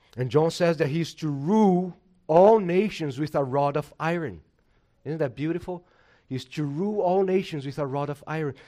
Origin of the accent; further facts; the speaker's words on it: Brazil; moved away; I'm from Brazil